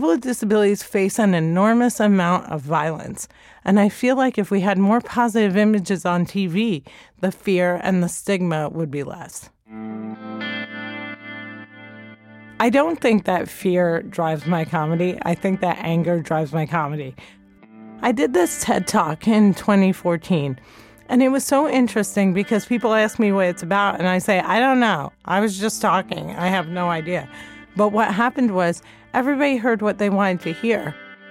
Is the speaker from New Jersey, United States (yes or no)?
yes; New Jersey, United States; I grew up in Jersey